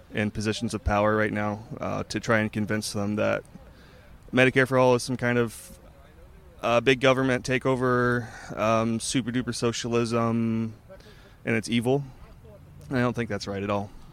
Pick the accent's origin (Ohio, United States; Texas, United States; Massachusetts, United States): Ohio, United States; Cleveland; I'm from Cleveland, Ohio